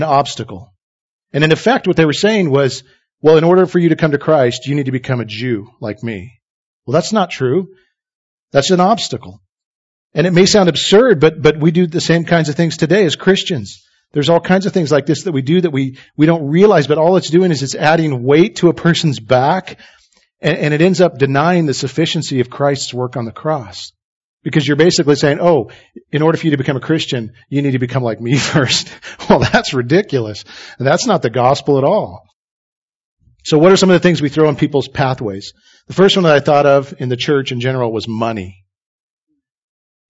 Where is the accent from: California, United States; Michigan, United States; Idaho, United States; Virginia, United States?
Idaho, United States; I was raised in Idaho